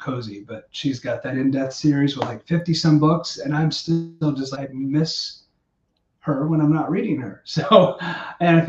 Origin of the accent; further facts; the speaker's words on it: Missouri, United States; moved away as an adult; also born or lived in Estes Park, Colorado; I grew up in Missouri